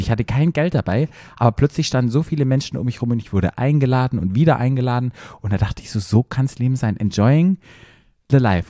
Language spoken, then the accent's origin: German; Black Forest, Baden-Württemberg, Germany; moved away; ich komme ja aus dem Dorf aus dem Schwarzwald